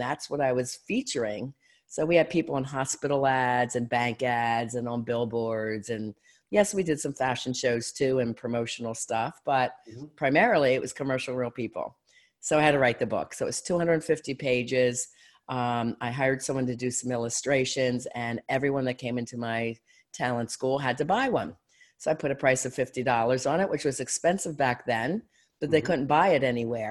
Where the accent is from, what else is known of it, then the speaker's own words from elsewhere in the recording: Philadelphia, Pennsylvania, United States; moved away as an adult; now in Erie, United States; I'm from Philly